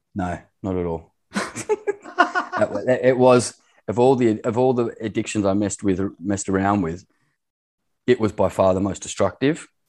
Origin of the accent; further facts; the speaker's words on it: Australia; moved away as an adult; also born or lived in Middle East; I'm Australian, born and bred